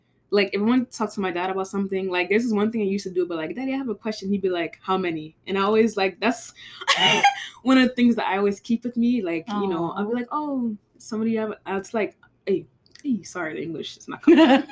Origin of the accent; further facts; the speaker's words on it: United States; I was born in America